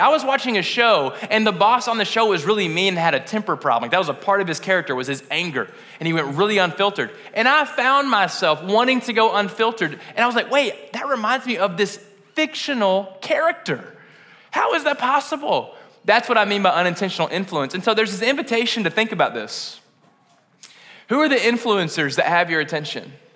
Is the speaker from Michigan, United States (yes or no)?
no; West Kentucky, United States; I'm from West Kentucky